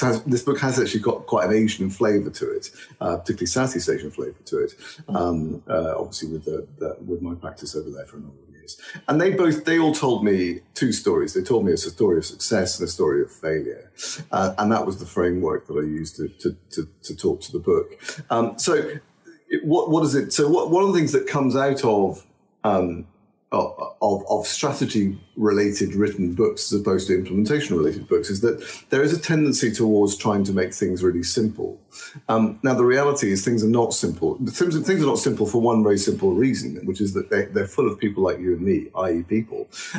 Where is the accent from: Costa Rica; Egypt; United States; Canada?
Egypt; also born or lived in Australia; I grew up in Egypt and Australia. I worked in Switzerland and the States.